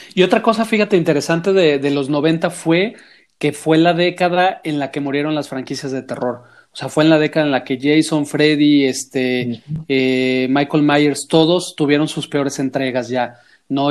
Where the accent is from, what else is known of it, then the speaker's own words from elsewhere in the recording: Guadalajara, Jalisco, Mexico; soy escritor de, de Guadalajara, México